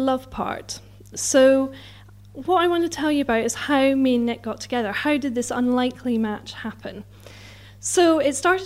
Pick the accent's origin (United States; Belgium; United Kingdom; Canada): United Kingdom; Scotland; moved away as an adult; also born or lived in Newcastle; now in London, United Kingdom; I'm Scottish